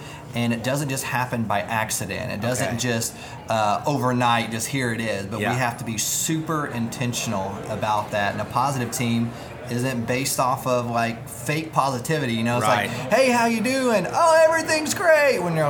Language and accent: English; Fort Smith, Arkansas, United States; now in Fort Worth, United States; I'm from Fort Smith